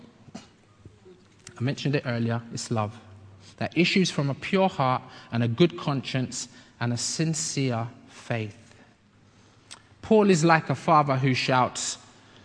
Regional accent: London, United Kingdom; also born or lived in Bedford, Bedfordshire; I grew up in London, like from when I was 8, but I was born in Bedford, Bedfordshire

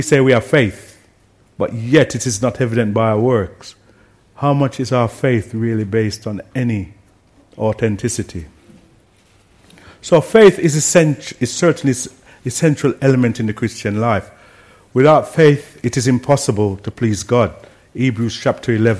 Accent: Jamaica; I grew up in Jamaica where everyone seems to have faith

